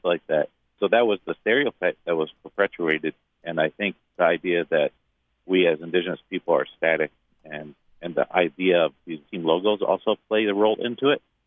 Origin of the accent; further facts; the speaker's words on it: Detroit, Michigan, United States; I grew up in Detroit